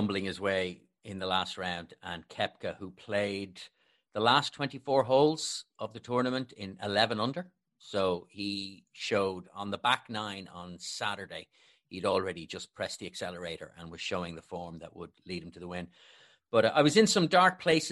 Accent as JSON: {"language": "English", "country": "Ireland", "said": "an Irish Liverpool fan"}